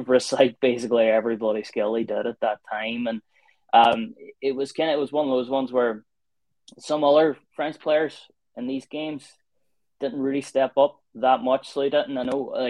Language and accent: English; Ireland; I'm from Ireland, I support Ireland